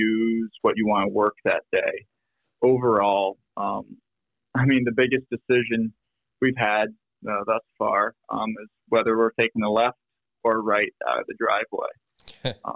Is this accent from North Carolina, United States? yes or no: no; Vermont, United States; moved away as an adult; now in Minnesota, United States; I grew up in Vermont